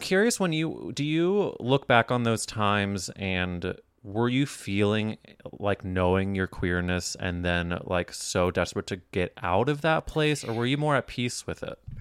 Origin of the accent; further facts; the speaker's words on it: Midwest, United States; moved away; also born or lived in New York; I grew up in the Midwest